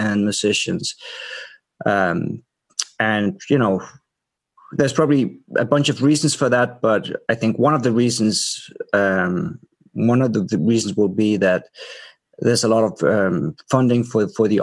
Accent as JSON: {"language": "English", "town": "Aarhus", "region": "Central Denmark Region", "country": "Denmark", "tie": "born or raised there", "also_born_or_lived": "New York", "moved": "as an adult", "lives_now": "Copenhagen, Denmark", "said": "I was brought up in Aarhus, which is the second biggest city in Denmark"}